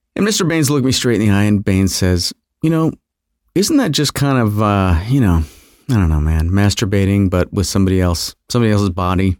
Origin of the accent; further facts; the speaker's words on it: Fairport, New York, United States; I grew up a little here and a little there, but I always consider, uh, Fairport, New York, on the outskirts of Rochester, New York, uh, my, you know, my hometown. It's where I graduated high school. It's where I went to junior high and high school